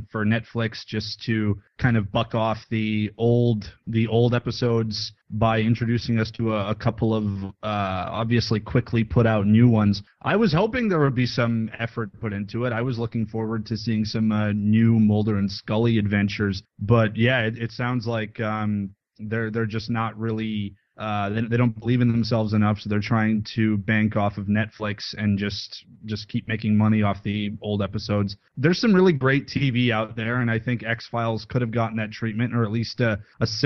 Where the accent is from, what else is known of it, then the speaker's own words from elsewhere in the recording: Serbia; now in Canada; I am a Canadian citizen, but I was born in Serbia.